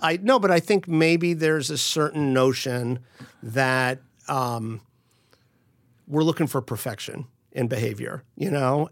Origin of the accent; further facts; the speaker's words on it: Miami, Florida, United States; moved away; I grew up in Miami, so I speak uh, I used to speak almost fluently, but I speak some Spanish.